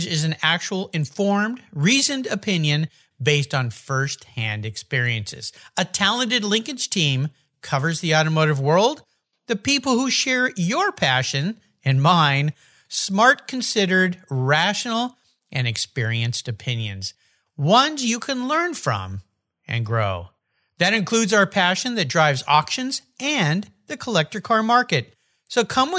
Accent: La Jolla, California, United States; I grew up down in La Jolla, California

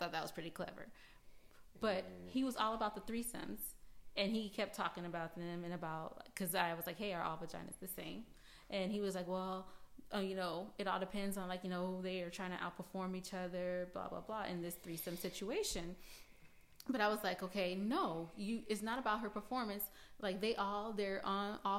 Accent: California, United States; now in Georgia, United States; I'm from California

